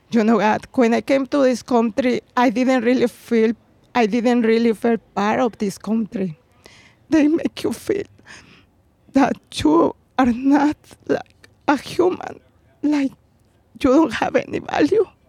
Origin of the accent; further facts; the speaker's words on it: Puebla, Mexico; English is a second language; moved away as an adult; now in Chicago, United States; when I was a girl in, in Mexico. I'm from Puebla